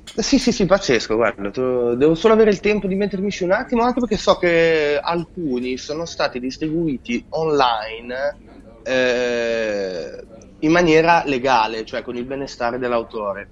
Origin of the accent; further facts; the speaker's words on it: Genoa, Liguria, Italy; io da buon genovese